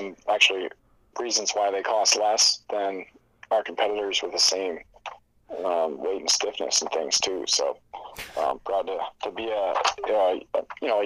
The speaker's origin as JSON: {"language": "English", "town": "Soldotna", "region": "Alaska", "country": "United States", "tie": "born or raised there", "also_born_or_lived": "Michigan", "moved": "as an adult", "lives_now": "Alaska, United States", "said": "going down to the Kenai Peninsula to my hometown"}